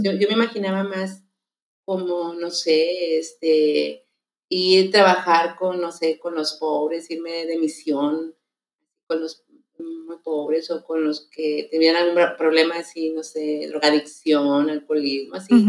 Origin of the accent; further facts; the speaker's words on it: Tulpetlac, State of Mexico, Mexico; born there; o sea, yo nací en el Estado de México, no porque, ya, no porque sea muy grande, que quede claro, sino que el lugar ya no existe porque la ciudad creció